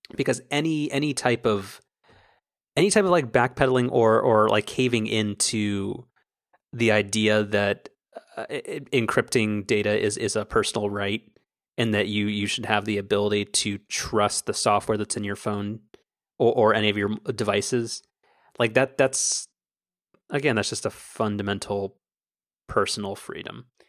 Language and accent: English; United States; as an American